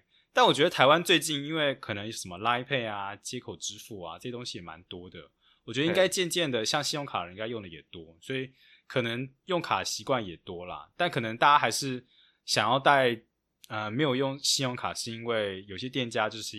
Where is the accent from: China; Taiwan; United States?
United States; Chinese is a second language; 对对，我就觉得哇，我美国人，我觉得美国人不可能做到这种。